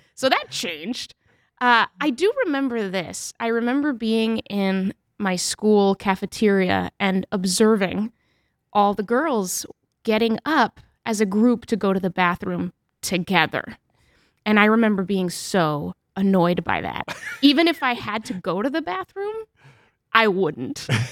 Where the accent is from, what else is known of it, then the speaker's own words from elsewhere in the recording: New Hampshire, United States; also born or lived in Mexico; I grew up in New Hampshire for the most part, and we spoke Spanish as a family